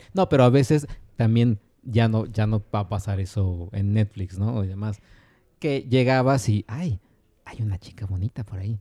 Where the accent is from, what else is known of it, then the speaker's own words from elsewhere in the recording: Mexico; en los 90 en México